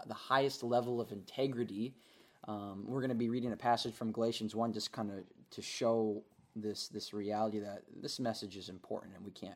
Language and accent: English; Minnesota, United States; moved away as an adult; now in North Dakota, United States; I was born in Minnesota, grew up in Minnesota, went to college at North Dakota State University